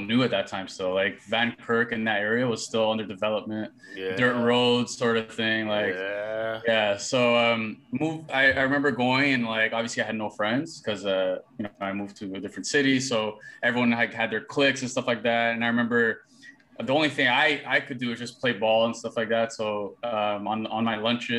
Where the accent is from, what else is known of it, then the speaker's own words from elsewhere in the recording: Toronto, Ontario, Canada; also born or lived in Brampton; From grade seven to eight in Toronto, and then from grade 8 to 9 had that transition to Brampton.